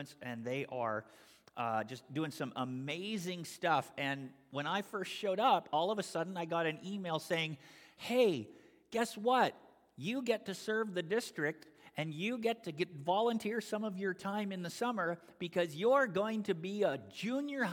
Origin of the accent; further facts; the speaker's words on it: Canada; moved away as an adult; also born or lived in Toronto area, Ontario / Albany, New York; now in United States; originally I come from Canada and I was part of the Canadian Christian and Missionary Alliance. And when I moved from the Eastern Canadian district in a suburb of Toronto to come to this district